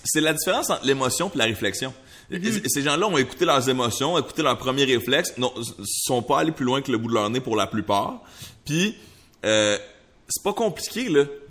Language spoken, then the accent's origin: French; Montreal, Quebec, Canada; first language French; je suis né à Tétroville. Il y a des gens de toutes sortes à Tétroville